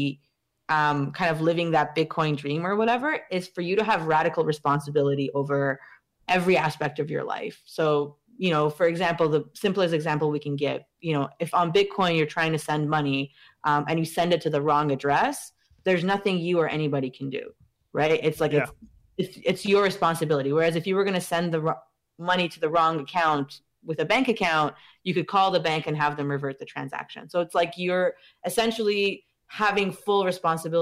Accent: Iran; moved away; I'm from Iran.

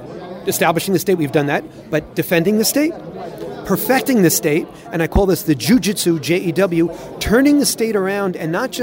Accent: United States; now in Israel; when I was in growing up in America

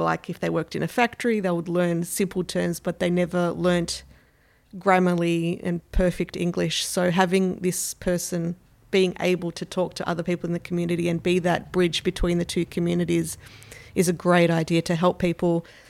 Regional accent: Carlton, Victoria, Australia; born there; I was born in 1981 in Carlton.

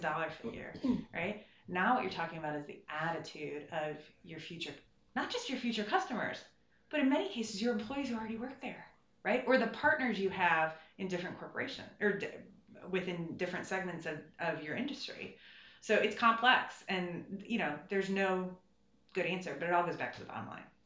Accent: Ohio, United States; moved away as an adult; now in Washington, United States; I come from a place of real America. I come from Ohio.

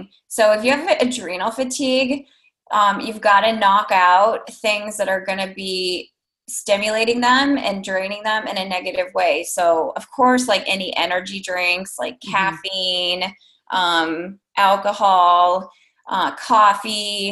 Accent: Iowa, United States; I'm from Iowa

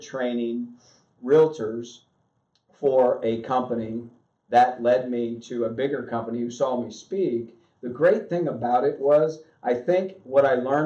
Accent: Southern Ohio, United States; I was born and raised in Southern Ohio, probably the poorest area in Ohio

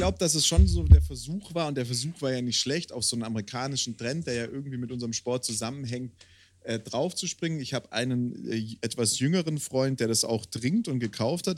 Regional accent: Swabia, Germany; now in Bavaria, Germany; als Bayer, also als in Bayer lebender Schwabe

